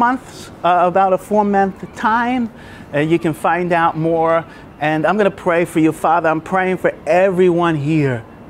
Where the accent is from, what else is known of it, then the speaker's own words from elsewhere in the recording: New York, United States; now in Brisbane, Australia; I'm from New York